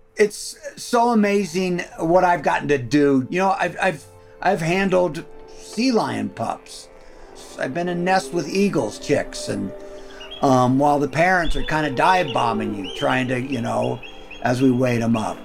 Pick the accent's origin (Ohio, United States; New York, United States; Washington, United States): Ohio, United States; now in Homer, Alaska, United States; I grew up in the Midwest. I grew up in Ohio